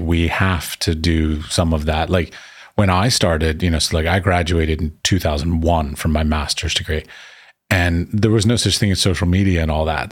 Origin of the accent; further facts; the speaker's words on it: United States; moved away as an adult; also born or lived in Middle East; now in Prague, Czech Republic; I was raised and taught in the United States.